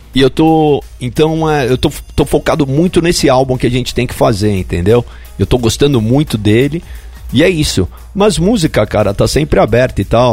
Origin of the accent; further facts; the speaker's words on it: Brazil; moved away; also born or lived in New York, United States; Eu sou brasileiro